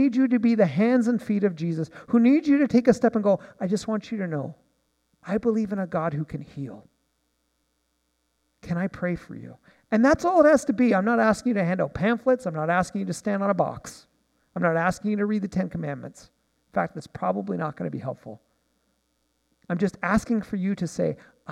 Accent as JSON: {"language": "English", "town": "Nanaimo", "region": "British Columbia", "country": "Canada", "said": "I'm from Nanaimo"}